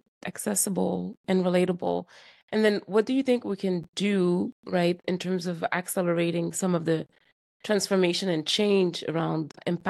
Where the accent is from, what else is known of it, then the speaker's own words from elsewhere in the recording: Montreal, Quebec, Canada; moved away as an adult; now in California, United States; I'm from Quebec, Montreal, Quebec.